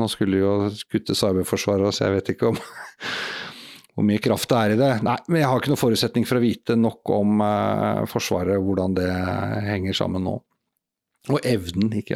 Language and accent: Norwegian; Norway; jeg er jo bare nordmann